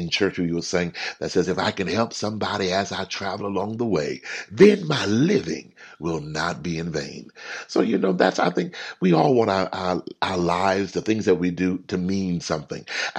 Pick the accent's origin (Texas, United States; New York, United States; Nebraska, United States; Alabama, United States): Texas, United States; I grew up in Texas, and Texas is it's not the largest state, but it's one of the largest. Everything is big in Texas.